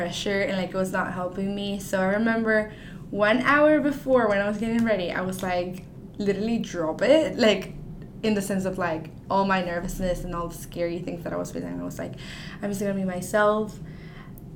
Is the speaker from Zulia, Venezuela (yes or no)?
yes; Maracaibo, Zulia, Venezuela; now in Arkansas, United States; I am a senior and I'm from Maracaibo, Venezuela.